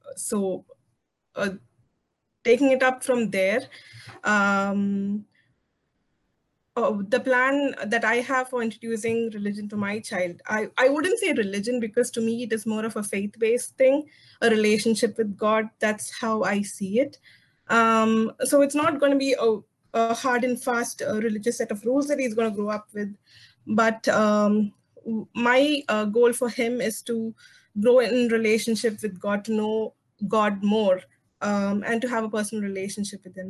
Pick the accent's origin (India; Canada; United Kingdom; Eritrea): India; South India; I am from South India and the culture here is quite this quite similar across religions